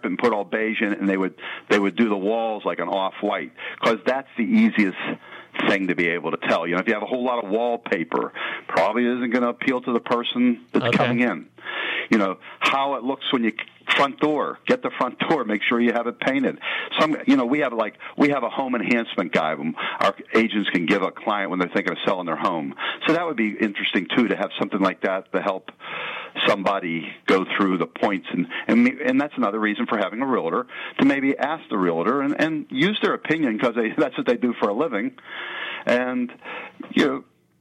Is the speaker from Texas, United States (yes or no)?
no; Penn Hills, Pennsylvania, United States; I grew up in Penn Hills